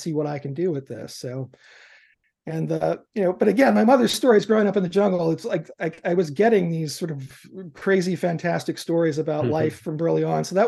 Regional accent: New York City, New York, United States; now in Seattle, United States; I was growing up in New York City in the immediate aftermath of the civil rights movement

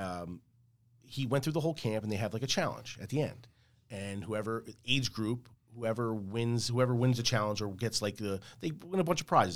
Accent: Port Reading, New Jersey, United States; also born or lived in Elizabeth, New Jersey; I grew up in Port Reading.

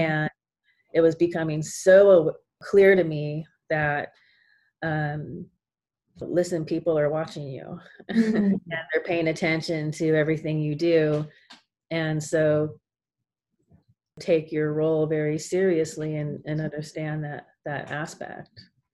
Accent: California, United States; I was born in California, and I have a part of the family that is, like, a surfers and into the surf culture. So we grew up with the beach

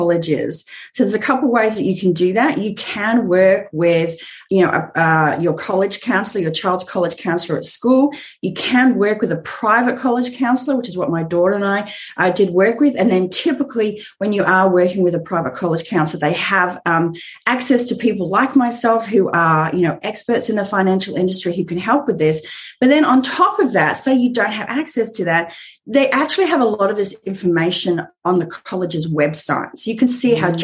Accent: Australia; moved away as an adult; now in Southern California, United States; you could tell by the accent that I live in Southern California, but I'm actually Australian

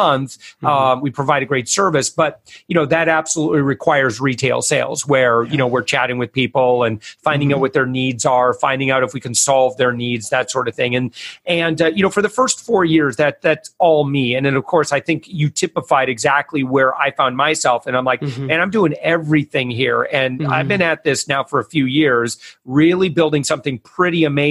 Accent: West Michigan, United States; We're from West Michigan

